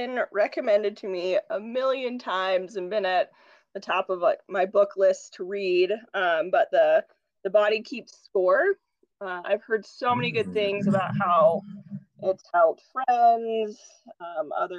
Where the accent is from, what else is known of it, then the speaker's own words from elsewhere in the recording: Jackson, Wyoming, United States; moved away as an adult; also born or lived in Bozeman, Montana / Omaha, Nebraska; I grew up in Jackson, Wyoming